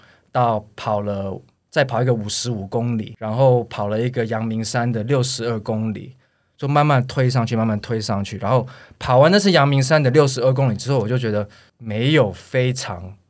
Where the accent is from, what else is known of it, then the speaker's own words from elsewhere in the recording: Taiwan; 我有时候觉得说，哎，我们亚洲人或者我们台湾人真的体能比较差一点嘛